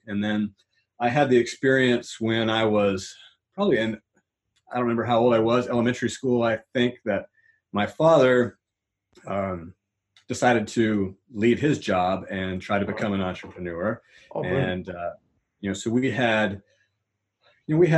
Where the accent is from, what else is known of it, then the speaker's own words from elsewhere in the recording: Atlanta, Georgia, United States; I'm from Atlanta, Georgia. So that's in the Southeast United States